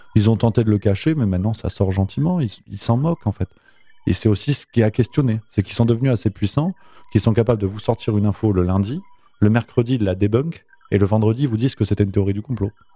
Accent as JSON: {"language": "French", "town": "Nîmes", "region": "Occitania", "country": "France", "tie": "born or raised there", "also_born_or_lived": "Avignon / Toulouse", "moved": "as an adult", "said": "je viens d'Avignon, je suis d'Avignon, j'ai grandi du côté de Nîmes."}